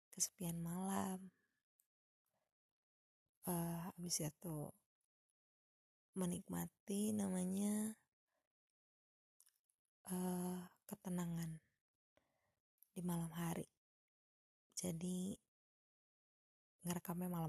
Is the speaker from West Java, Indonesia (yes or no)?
no; Padang, West Sumatra, Indonesia; now in Bandung, Indonesia; lalu saya orang Padang yang tinggal di Bandung